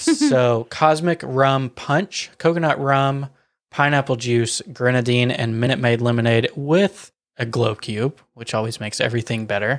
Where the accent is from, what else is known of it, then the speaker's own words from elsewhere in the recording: Wilson County, Tennessee, United States; we hail from Wilson County, Tennessee, which is, like, self-proclaimed greatest county fair on the face of the planet.